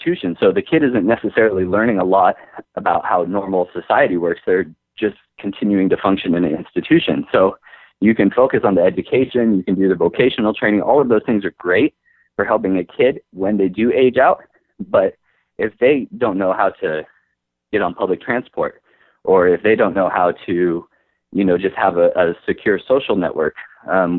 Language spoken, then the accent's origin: English; United States; we're American